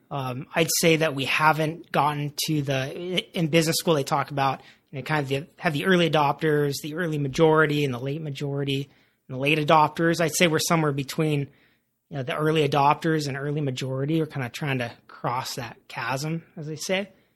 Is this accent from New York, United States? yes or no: no; Santa Barbara, California, United States; Parker and I, when we grew up in Santa Barbara